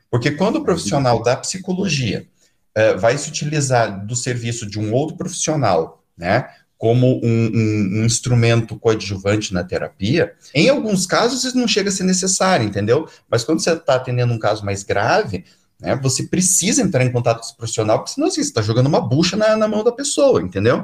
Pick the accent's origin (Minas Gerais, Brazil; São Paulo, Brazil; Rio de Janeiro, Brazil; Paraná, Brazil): Paraná, Brazil; Curitiba; que nem a gente diz aqui em Curitiba